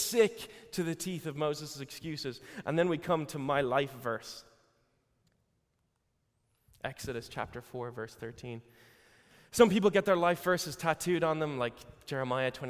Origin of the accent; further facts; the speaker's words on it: Ireland; I'm Irish